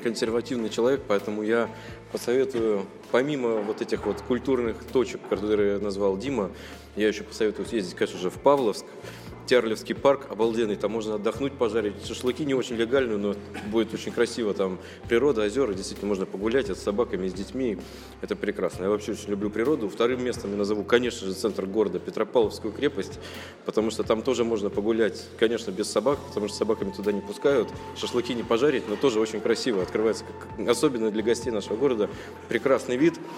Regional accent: Russia; now in Saint Petersburg, Russia; как любой россиянин

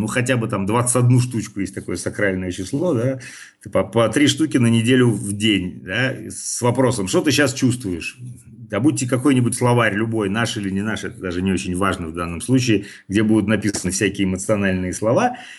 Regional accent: Saint Petersburg, Russia; как нас в детстве говорили в Питере, «Зыка»

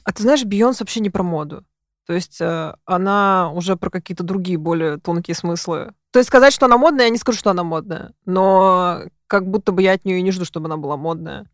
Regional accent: Moscow, Russia; я зажавшийся москвич. И сижу в Москве

